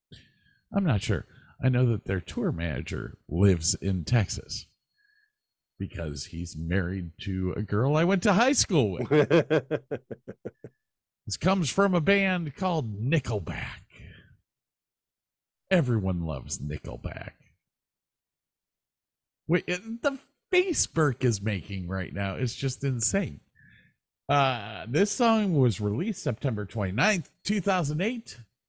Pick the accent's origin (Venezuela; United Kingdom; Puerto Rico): United Kingdom; Wales; I'm Welsh. It doesn't matter to me.